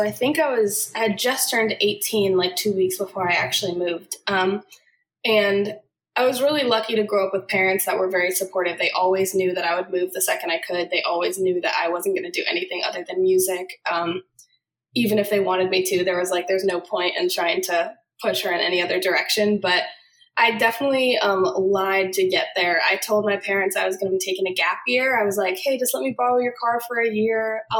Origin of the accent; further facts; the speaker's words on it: Boston, Massachusetts, United States; moved away as an adult; now in Nashville, United States; Right outside of Boston is where I was raised and where I grew up. And then I moved to Nashville in 2014.